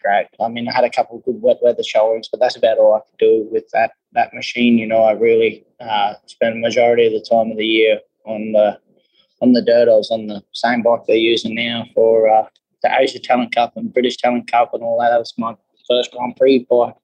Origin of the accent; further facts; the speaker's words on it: Australia; moved away; I came across from Australia